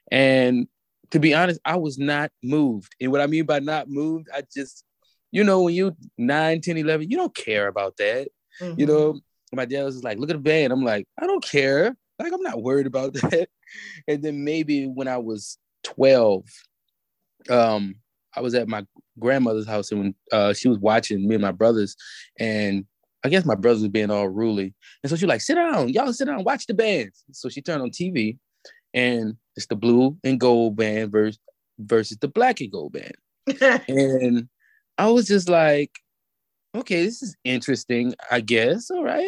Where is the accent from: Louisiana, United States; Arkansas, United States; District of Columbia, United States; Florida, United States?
Louisiana, United States; New Orleans; I'm from New Orleans, Louisiana, born and raised.